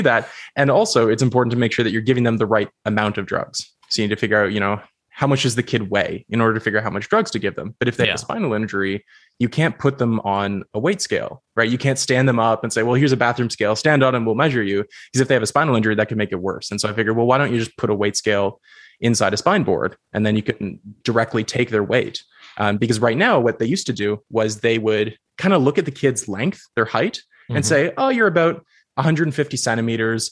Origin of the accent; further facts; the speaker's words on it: Goderich, Ontario, Canada; I grew up in a rural town called Goderich. It's like a small town on the shores